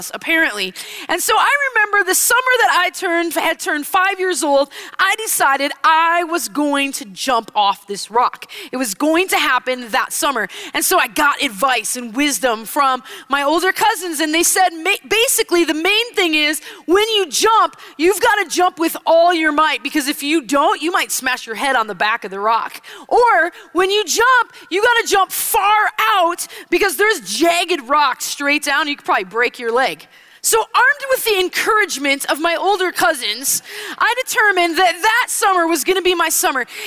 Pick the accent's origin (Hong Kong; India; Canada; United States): United States; Wisconsin; I grew up in Wisconsin, and growing up in Wisconsin, we spent most weekends in the summer at our cabin